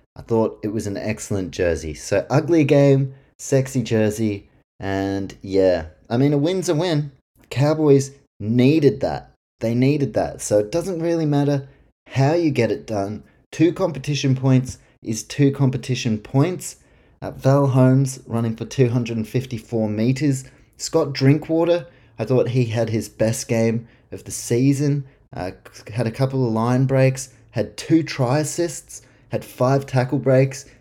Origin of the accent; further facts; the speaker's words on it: New Zealand; I'm from New Zealand